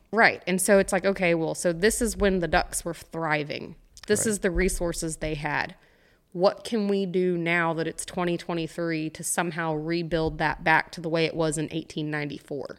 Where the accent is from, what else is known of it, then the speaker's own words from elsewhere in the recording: Santa Fe, Texas, United States; also born or lived in Midland, Texas; I grew up in Santa Fe, Texas, over by Galveston